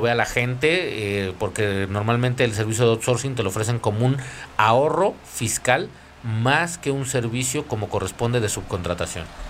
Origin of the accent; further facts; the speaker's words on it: Mexico; nosotros como país